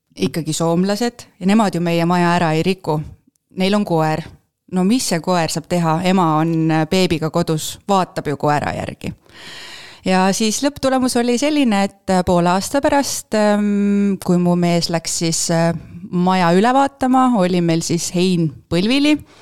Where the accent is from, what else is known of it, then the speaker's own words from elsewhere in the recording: Paide, Järva County, Estonia; moved away as an adult; also born or lived in Turku, Finland; ma olen põline paidekas